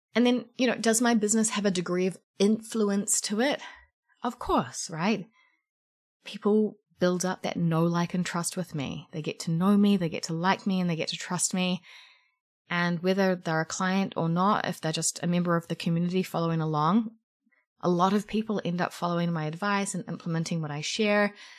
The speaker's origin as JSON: {"language": "English", "country": "New Zealand", "said": "I'm a New Zealander"}